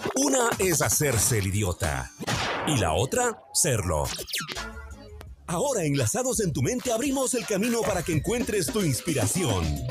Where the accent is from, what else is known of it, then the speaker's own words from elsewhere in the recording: Ecuador; así somos los ecuatorianos